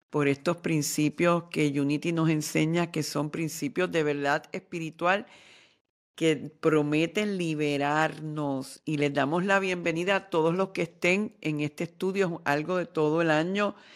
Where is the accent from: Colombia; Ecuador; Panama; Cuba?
Ecuador; yo soy un hombre ecuatoriano, practico el chamanismo